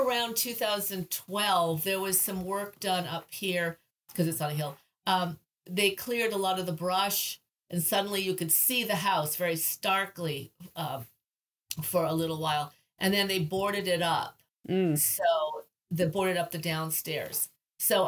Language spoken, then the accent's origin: English; Portland, Maine, United States; moved away as an adult; also born or lived in California; now in Maine, United States; I grew up in Portland, and I was gone for 38 years, only came back occasionally to visit my mother